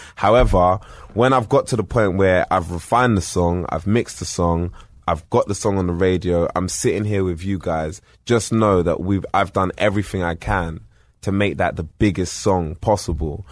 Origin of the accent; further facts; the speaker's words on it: United Kingdom; being British